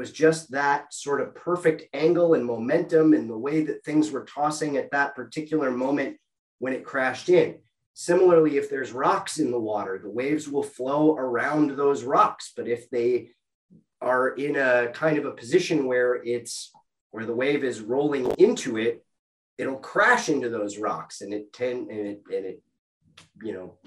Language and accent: English; Minnesota, United States; I grew up in Minnesota, land of 10,000 lakes